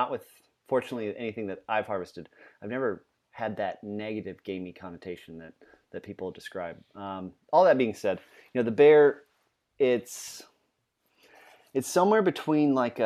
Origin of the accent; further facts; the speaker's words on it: Louisiana, United States; We're both from Louisiana, and there's a whole lot of homage back to that flavor of that Creole cooking.